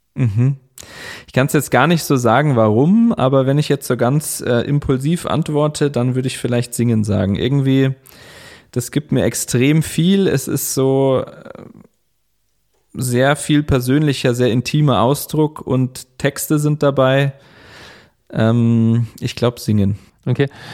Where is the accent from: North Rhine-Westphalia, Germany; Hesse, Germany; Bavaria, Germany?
Bavaria, Germany; Chiemgau; moved away as an adult; also born or lived in Linz, Austria / Bremen; in dem Ort, wo ich aufgewachsen bin, im Chiemgau